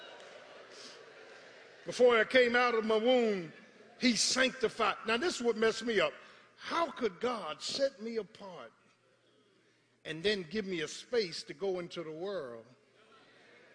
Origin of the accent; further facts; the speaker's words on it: Philadelphia, Pennsylvania, United States; I was raised in South Philadelphia